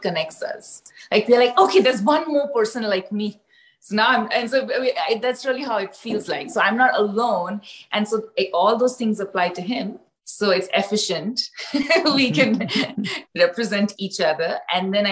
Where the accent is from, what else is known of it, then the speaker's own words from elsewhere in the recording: India; I grew up in India, my parents are from different parts of the country.